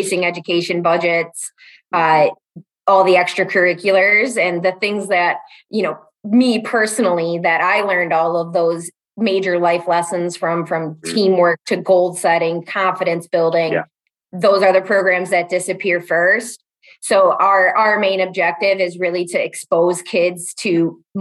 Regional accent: Chicago, Illinois, United States; moved away as an adult; now in Madison, United States; I'm originally from the south suburbs of Chicago. About 6-7 years ago, knocked some sense in myself and brought myself up to Madison, Wisconsin.

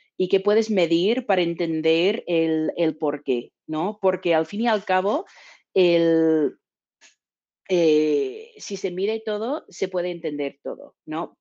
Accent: Texas, United States; now in San Francisco, United States; yo soy de Texas

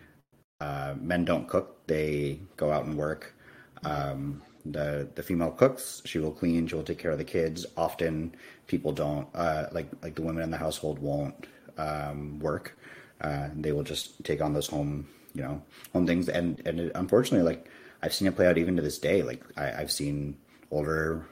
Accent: United States; I identify as Indian American

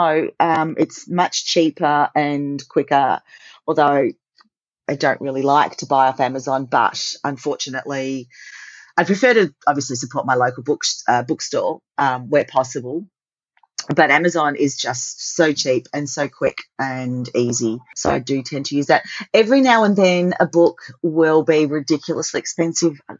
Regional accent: Australia; As an Aussie

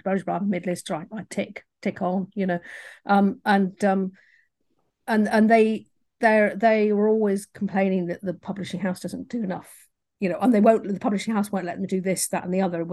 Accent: England, United Kingdom; accent: English; my English accent

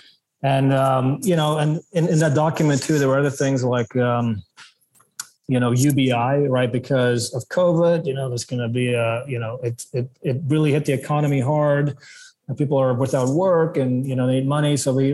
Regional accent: South Africa; born there; also born or lived in Belgium / Ontario / British Columbia; You know, I was born in South Africa, lived in Belgium, then moved to Ontario, then moved to BC, and then now it's a new country, right?

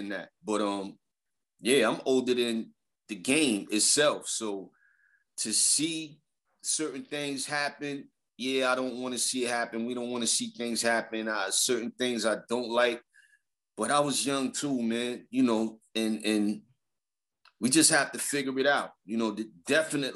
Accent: New York City, New York, United States; also born or lived in Queens, New York; I was introduced to music through the Park Jam from day one in Brooklyn, you know what I'm saying, in Bushwick. And that's where my roots come

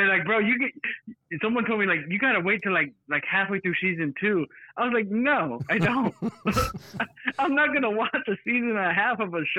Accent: Texas, United States; no, I'm from Texas. We don't do baked beans down here.

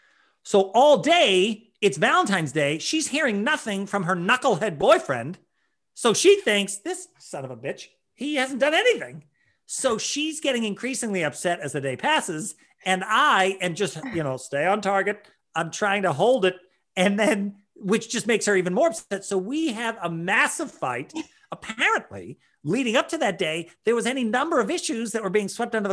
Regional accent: Ireland; as an Irishman, the emotional pain of seeing that much disrespect shown to a potato

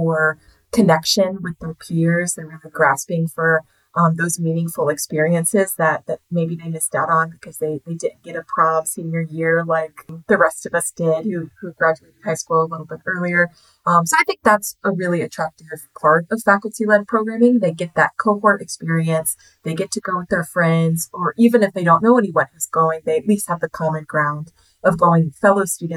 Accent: South Carolina, United States; also born or lived in Washington, D.C.; left my hometown in South Carolina, moved up to DC

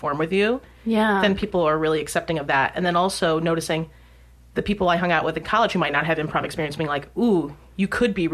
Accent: Utica, New York, United States; also born or lived in Astoria, New York; now in Ridgewood, New York, United States; I was raised in Utica, New York, and that's upstate

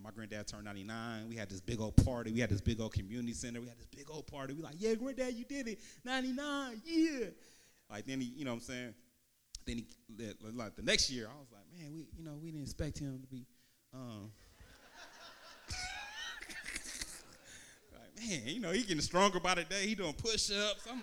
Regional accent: Vallejo, California, United States; I'm originally from Vallejo

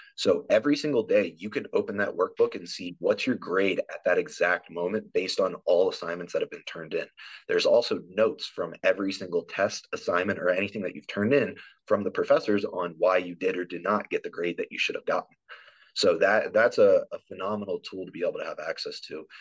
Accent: East Coast, United States; moved away as an adult; now in Nebraska, United States; I'm originally from the East Coast.

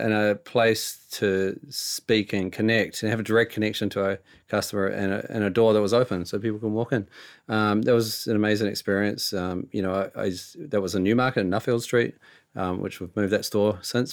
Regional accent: New Zealand; we're from New Zealand

